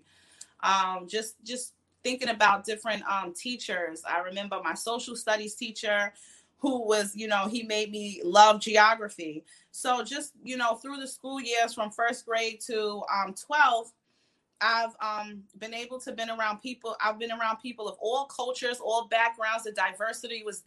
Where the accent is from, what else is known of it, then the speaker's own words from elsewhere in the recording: Freeport, New York, United States; So I'm from New York. I went to public schools, Freeport School District